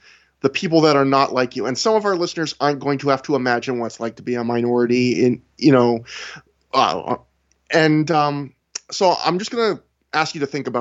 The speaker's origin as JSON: {"language": "English", "country": "Canada", "said": "I'm not even an American. I'm a Canadian"}